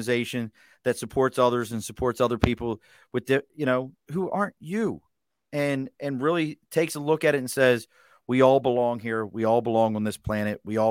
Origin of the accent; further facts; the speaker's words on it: Baltimore, Maryland, United States; moved away; also born or lived in California / Yuma, Arizona; I grew up in Baltimore, bars close at 2 a.m.